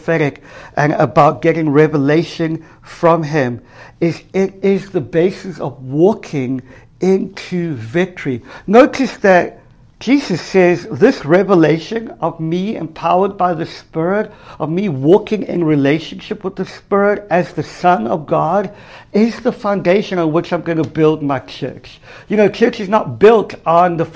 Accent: South Africa; moved away; I grew up in South Africa, in apartheid South Africa for the first half of my life

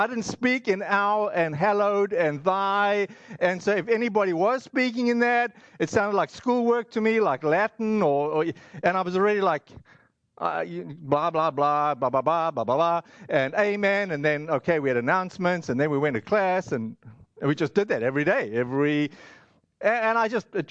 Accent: South Africa; I grew up in South Africa

